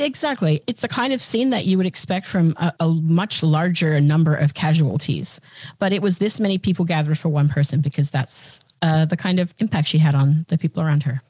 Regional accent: Australia; moved away as an adult; now in United States; as an Australian and as a recent arrival on these shores, we're well, not super recent, it was, you know, 2000

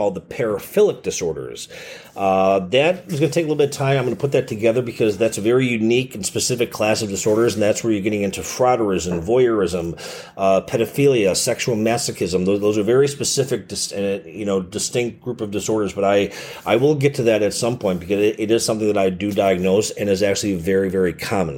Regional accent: Chicago, Illinois, United States; born or raised there

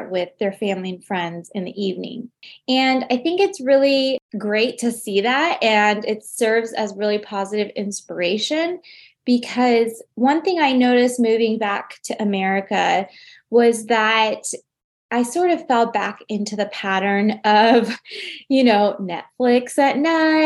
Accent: United States; as an American

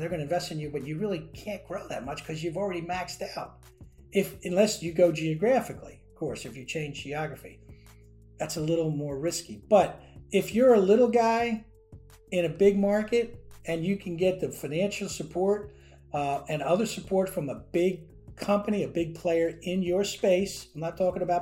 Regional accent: New Jersey, United States; moved away as an adult; also born or lived in Washington, D.C.; I was from New Jersey

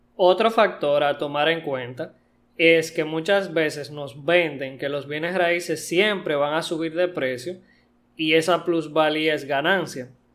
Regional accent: Dominican Republic; en mi país Punta Cana

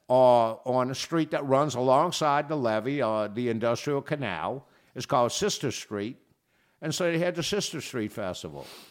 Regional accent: New Orleans, Louisiana, United States; I grew up in the New Orleans area, in New Orleans

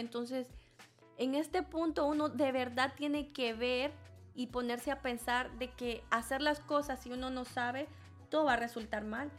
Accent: El Salvador; now in United States; yo vengo de El Salvador

